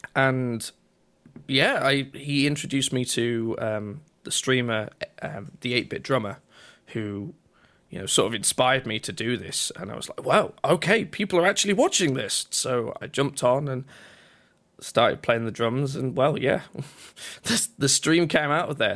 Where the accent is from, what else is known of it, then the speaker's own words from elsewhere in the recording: Yorkshire and the Humber, United Kingdom; I'm from a place in England called Yorkshire, at least that's where I was born